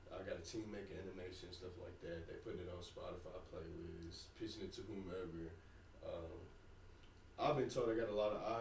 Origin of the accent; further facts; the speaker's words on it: Oklahoma, United States; I'm from Oklahoma